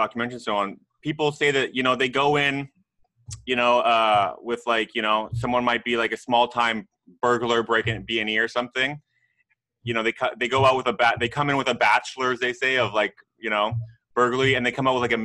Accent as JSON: {"language": "English", "country": "Canada", "said": "I'm actually Canadian, I'm not American"}